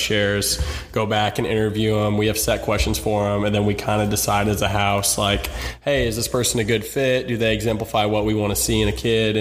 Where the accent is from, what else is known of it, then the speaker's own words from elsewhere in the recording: Bloomington, Indiana, United States; most likely going to live in Bloomington for the rest of my life. So super excited and probably won't move from my hometown